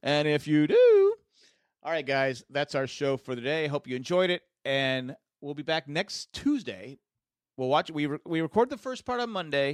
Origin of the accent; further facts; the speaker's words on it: United States; as an American